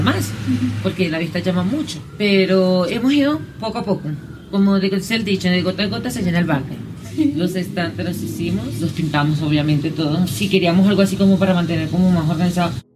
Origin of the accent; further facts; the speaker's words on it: Cumaná, Sucre, Venezuela; moved away as an adult; now in Bogotá, Colombia; Yo soy venezolana